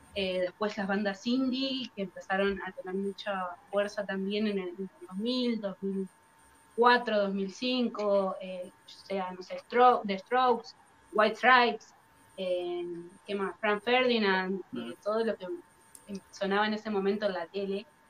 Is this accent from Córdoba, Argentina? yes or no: no; Dolores, Buenos Aires Province, Argentina; nosotros somos de Dolores, que es un pueblo acá en Argentina, en Buenos Aires, pero está un poquito alejado de lo que son las capitales. Eh, es un, lugar que está rodeado de campo eh, y tiene solo 30.000 habitantes, muy chiquito. Eh, nosotros nacimos y vivimos siempre acá.